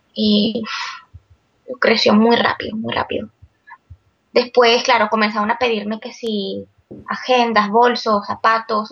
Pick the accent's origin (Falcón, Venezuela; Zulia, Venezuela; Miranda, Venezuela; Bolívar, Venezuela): Bolívar, Venezuela; Puerto Ordaz; moved away as an adult; also born or lived in Caracas; now in Barcelona, Spain; Yo nací en Caracas, pero toda mi vida la viví en Guayana, en Puerto Ordaz.